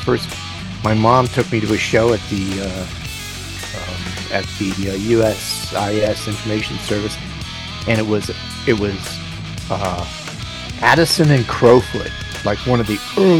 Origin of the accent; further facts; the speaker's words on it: Bangkok, Thailand; I grew up in Bangkok.